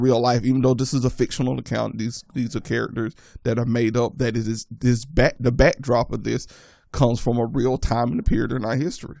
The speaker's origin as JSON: {"language": "English", "region": "the South", "country": "United States", "tie": "born or raised there", "said": "growing up in the South"}